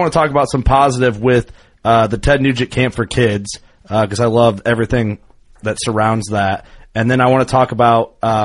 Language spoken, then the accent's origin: English; Illinois, United States; I growing up in Illinois, you could always hunt all weekend